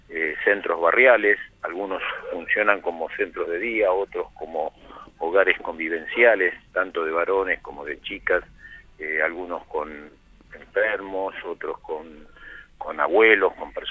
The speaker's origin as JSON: {"language": "Spanish", "region": "Buenos Aires", "country": "Argentina", "tie": "born there", "said": "Porque nací en Almagro. Nací en Almagro."}